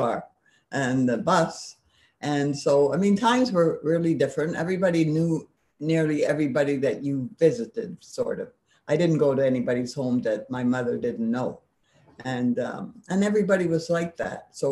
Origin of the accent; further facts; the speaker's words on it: Montreal, Quebec, Canada; I grew up in a French neighborhood called St. Henry